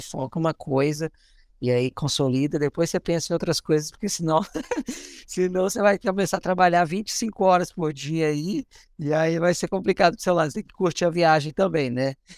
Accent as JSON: {"language": "Portuguese", "town": "Belo Horizonte", "region": "Minas Gerais", "country": "Brazil", "also_born_or_lived": "Rio de Janeiro / São Paulo / Belém / Salvador", "moved": "yes", "said": "sou de BH"}